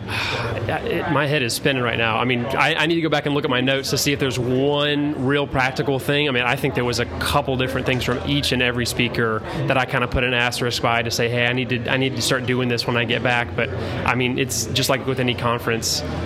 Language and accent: English; Atlanta, Georgia, United States; I am from Atlanta, Georgia